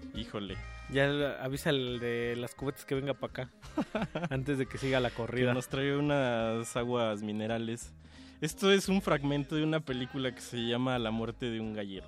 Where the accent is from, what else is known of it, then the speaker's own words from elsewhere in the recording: Mexico City, Mexico; nosotros como mortales chilangos